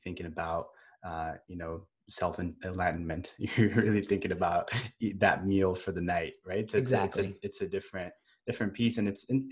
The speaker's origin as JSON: {"language": "English", "region": "Northern California", "country": "United States", "tie": "born or raised there", "also_born_or_lived": "India", "said": "I was born in India and I grew up in Northern California"}